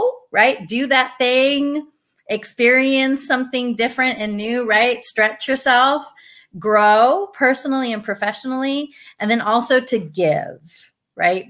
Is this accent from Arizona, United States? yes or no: yes; Douglas, Arizona, United States; now in Tucson, United States; Originally from Douglas, small town. I am so glad and grateful to have grown up there